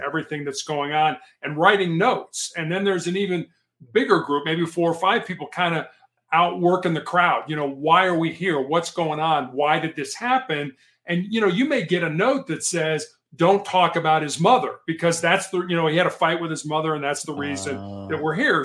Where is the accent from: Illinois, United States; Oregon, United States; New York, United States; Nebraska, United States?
Illinois, United States; Chicago; also born or lived in Charleston, South Carolina; I, I was uh, born and raised in Chicago